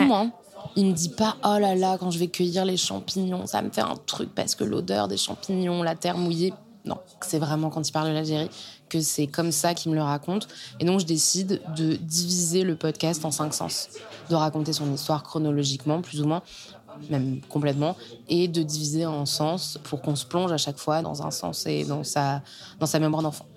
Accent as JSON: {"language": "French", "town": "Caen", "region": "Normandy", "country": "France", "tie": "born or raised there", "also_born_or_lived": "Rennes", "moved": "as an adult", "lives_now": "Paris, France", "said": "je viens de Normandie, d'une famille super. J'ai grandi à Caen"}